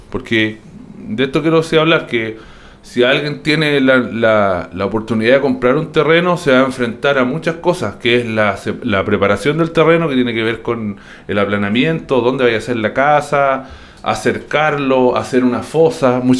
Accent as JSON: {"language": "Spanish", "town": "Concepción", "region": "Biobío", "country": "Chile", "tie": "born or raised there", "said": "yo soy de Biobío, nací en Concepción, pero he vivido en hartas partes, en muchos lugares."}